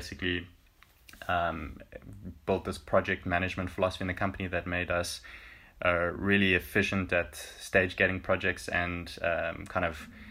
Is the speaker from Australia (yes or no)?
no; South Africa; moved away as an adult; now in Finland; as a South African